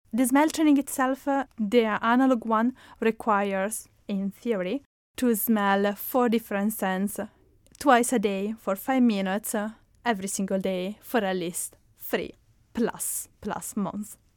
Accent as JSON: {"language": "English", "country": "Italy", "tie": "born or raised there", "accent": "Italian", "second_language": "English", "moved": "yes", "said": "my hometown, which is in Italy, because it's where I'm coming from, as you can spot from my accent"}